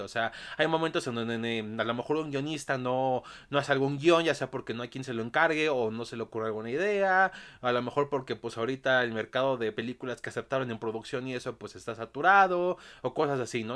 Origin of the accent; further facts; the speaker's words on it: Mexico; aquí en mi país, México